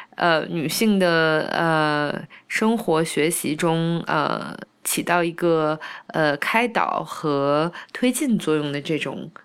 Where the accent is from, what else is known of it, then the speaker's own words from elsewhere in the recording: China; moved away as an adult; also born or lived in Canada; 我是中国人